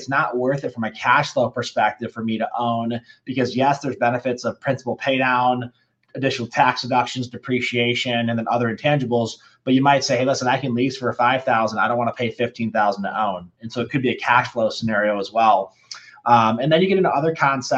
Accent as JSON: {"language": "English", "region": "Michigan", "country": "United States", "tie": "born or raised there", "moved": "as an adult", "lives_now": "Denver, United States", "said": "I grew up in Michigan and made the trek out here back a while ago"}